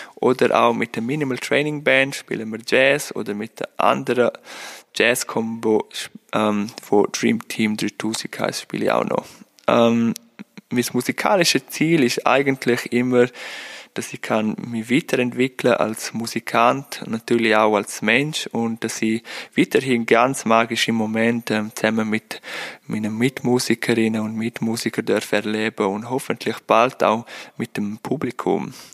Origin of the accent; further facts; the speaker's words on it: Lavin, Graubünden, Switzerland; moved away as an adult; now in Lucerne, Switzerland; Ich bin aus Levin, aus dem Unterengadin